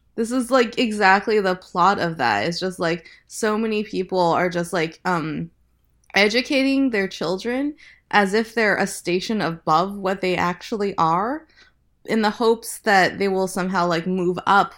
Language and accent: English; Lincoln, Nebraska, United States; I grew up in the Midwest mostly. Um, I moved to Nebraska, uh, to Lincoln, Nebraska when I was eight